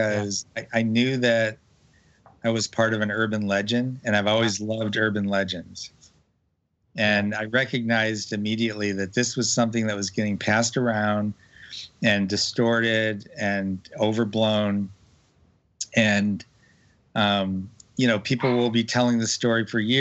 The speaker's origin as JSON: {"language": "English", "town": "Lincoln Park", "region": "Michigan", "country": "United States", "tie": "born or raised there", "moved": "yes", "said": "grew up in a suburb south of Detroit, Lincoln Park, Michigan."}